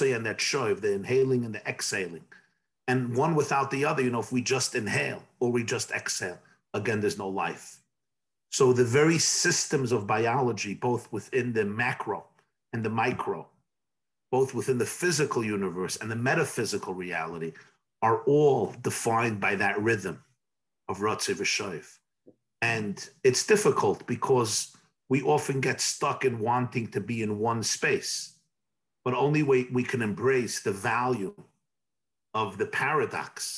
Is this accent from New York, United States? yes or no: yes; New York City, New York, United States; I was born in 1972 in Brooklyn, New York, in the Crown Heights section of Brooklyn